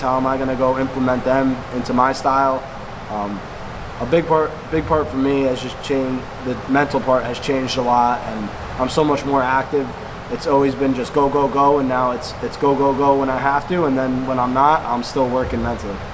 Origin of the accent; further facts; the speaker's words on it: South Plainfield, New Jersey, United States; I came came from South Plainfield